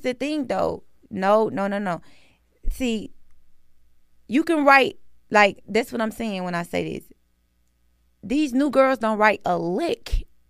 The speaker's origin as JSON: {"language": "English", "town": "Atlanta", "region": "Georgia", "country": "United States", "said": "I'm from Atlanta"}